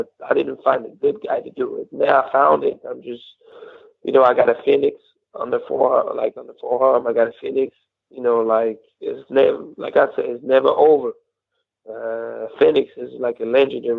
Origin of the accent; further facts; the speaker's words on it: Cognac, Nouvelle-Aquitaine, France; It's like an hour away from my hometown. I'm from Cognac.